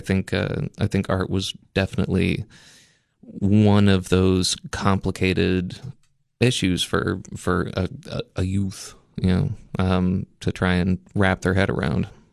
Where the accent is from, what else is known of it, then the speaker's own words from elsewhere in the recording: outside of Memphis, Tennessee, United States; moved away as an adult; also born or lived in Maine; I was originally, you know, born in Maine, but I was raised outside of Memphis, Tennessee